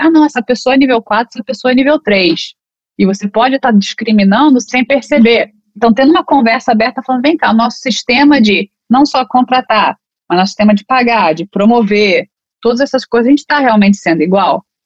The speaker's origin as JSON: {"language": "Portuguese", "country": "Brazil", "moved": "as an adult", "lives_now": "United States", "said": "eu vim do Brasil para cá, para os Estados Unidos, como advogada, fora brasileira"}